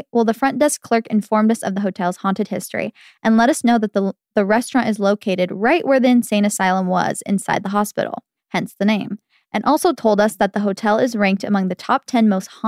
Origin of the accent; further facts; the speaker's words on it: Arizona, United States; I'm from Arizona and my family loves visiting Arizona, small towns on weekends.